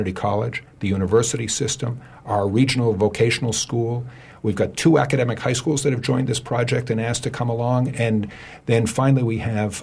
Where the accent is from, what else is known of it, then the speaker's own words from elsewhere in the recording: Thomaston, Maine, United States; I come from Thomaston.